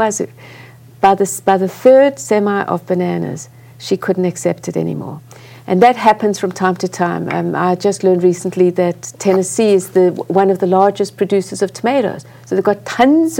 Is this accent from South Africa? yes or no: yes; South Africa; moved away as an adult; now in United States; I grew up in apartheid South Africa, a white child in apartheid South Africa.